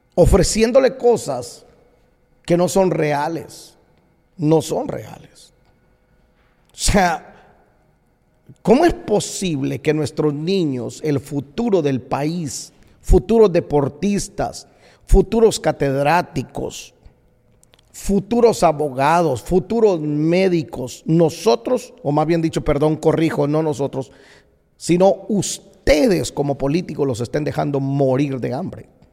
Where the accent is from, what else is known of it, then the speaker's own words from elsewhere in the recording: Guatemala; moved away as an adult; now in United States; el país que me vio nacer, que me dio tanto, me dio tanto. Por 22 años viví en Guatemala